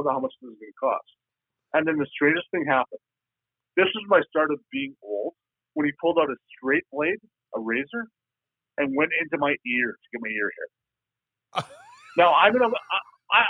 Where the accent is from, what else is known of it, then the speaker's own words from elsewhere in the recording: Canada; I'm Canadian